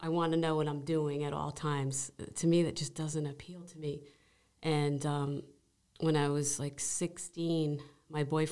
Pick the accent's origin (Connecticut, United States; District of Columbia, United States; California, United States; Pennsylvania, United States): Connecticut, United States; North Haven; I grew up in North Haven